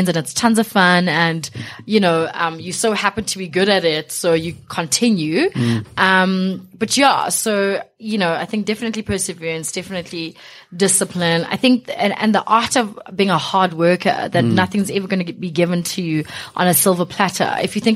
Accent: Johannesburg, Gauteng, South Africa; also born or lived in East Bank, Alexandra; I was born 16th Street in Alexandra. Grew up from really humble beginnings

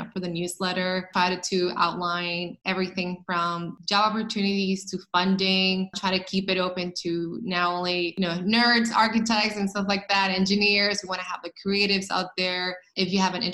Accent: Dominican Republic; moved away as an adult; also born or lived in Brooklyn; I grew up in Dominican Republic. I don't know if a lot of people know that, but I was in Dominican Republic until I was shy of 20. So I came here as an adult

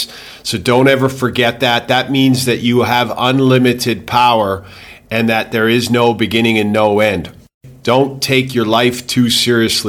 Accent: Calgary, Alberta, Canada; moved away as an adult; also born or lived in England / Houston, Texas / Grand Cayman; now in Thailand; I grew up personally in Calgary, Alberta

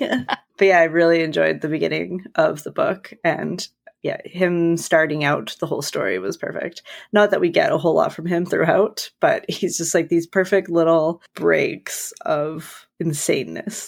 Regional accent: Canada; We're Canadian

